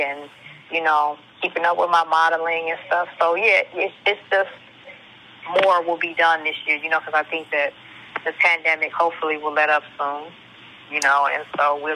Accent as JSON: {"language": "English", "town": "Chicago", "region": "Illinois", "country": "United States", "tie": "born or raised there", "moved": "as an adult", "lives_now": "Hollywood, United States", "said": "growing up in Chicago and having humble beginnings"}